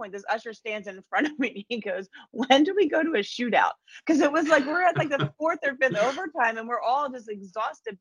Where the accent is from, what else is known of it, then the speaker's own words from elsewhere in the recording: New Jersey, United States; I was a kid growing up in New Jersey